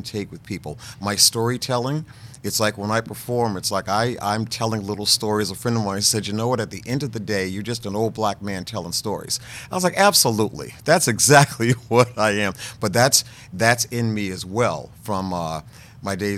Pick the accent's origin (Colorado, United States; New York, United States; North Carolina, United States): North Carolina, United States; born or raised there